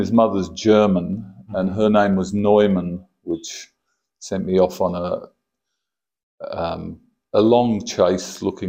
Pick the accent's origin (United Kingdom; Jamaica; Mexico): Jamaica; moved away; also born or lived in Kalgoorlie, Australia; I was born in Kalgoorlie in Adelaide in 1955. And I shifted to Jamaica when I was four.